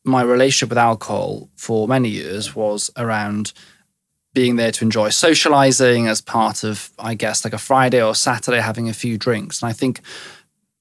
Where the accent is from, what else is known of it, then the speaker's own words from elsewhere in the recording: West Wales, United Kingdom; I grew up in West Wales